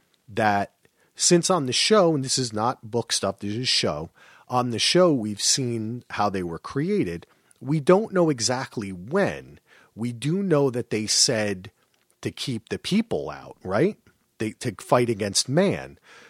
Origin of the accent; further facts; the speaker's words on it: New Jersey, United States; I'm from New Jersey.